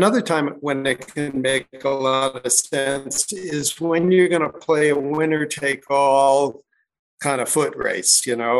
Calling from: Crested Butte, Colorado, United States; I'm calling in from a little mountain town called Crested Butte, Colorado.

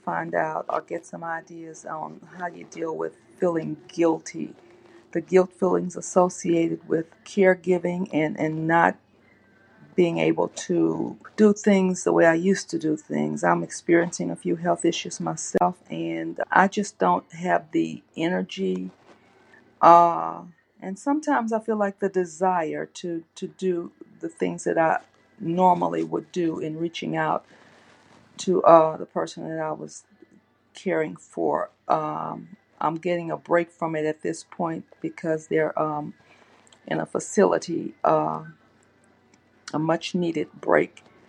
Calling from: Louisiana, United States; I'm calling from Louisiana.

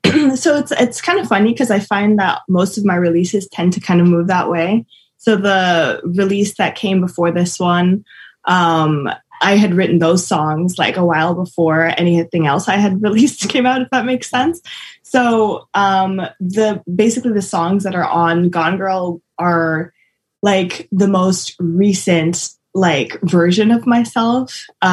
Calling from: Montreal, Quebec, Canada; I'm good, and I'm coming from Montreal, Canada.

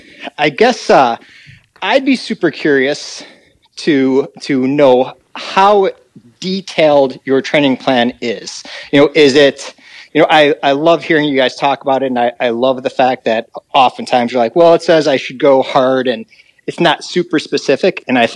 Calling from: Chicago, Illinois, United States; in Chicago.

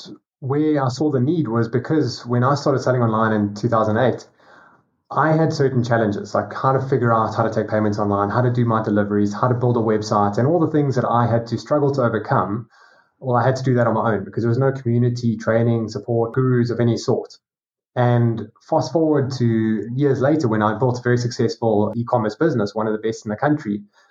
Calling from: South Africa; Down at the bottom tip of Africa in South Africa.

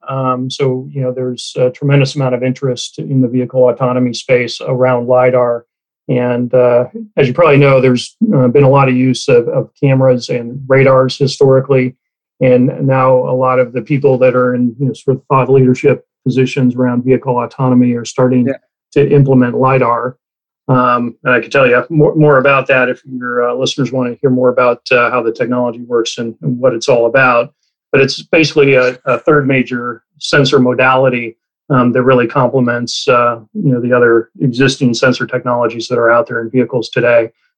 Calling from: California, United States; I'm in Silicon Valley in California.

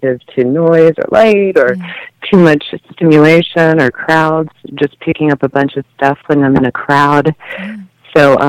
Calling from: Denver, Colorado, United States; From the Denver area.

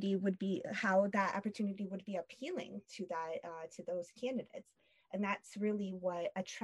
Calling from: Long Beach, California, United States; I'm calling in from Long Beach, California.

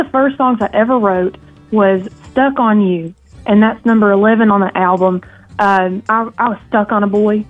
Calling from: Bristol, United States; also born or lived in Nashville, Tennessee; I'm calling in from the birthplace of country music down here in Bristol, Virginia/Tennessee, right here on the border. I'm kind of go between here and Nashville.

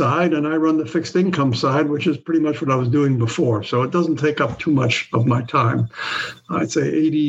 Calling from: San Francisco, California, United States; I'm calling in from San Francisco

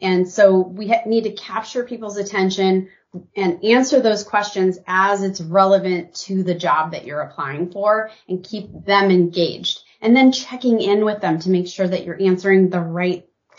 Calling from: Portland, Oregon, United States; I am joining you from Portland, Oregon. Rainy Portland, Oregon.

